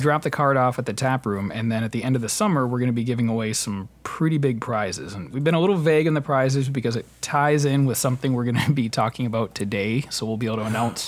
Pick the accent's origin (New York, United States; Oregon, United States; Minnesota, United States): Minnesota, United States; Spring Valley; Spring Valley is my hometown